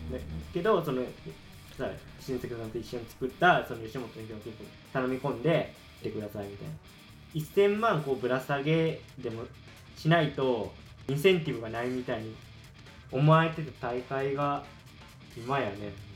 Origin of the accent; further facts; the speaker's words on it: Shikoku, Tokushima, Japan; 俺はあの四国の徳島なんですけど